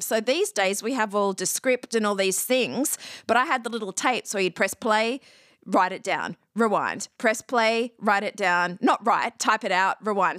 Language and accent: English; Australia; moved away as an adult; also born or lived in Athens, Ohio / Los Angeles; I'm Australian, But I actually went to college in Ohio